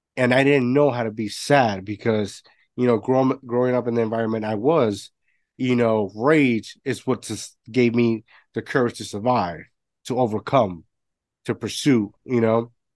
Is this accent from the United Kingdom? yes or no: no; Puerto Rico; moved away; growing up my, my grandparents had a had a bar growing up in Puerto Rico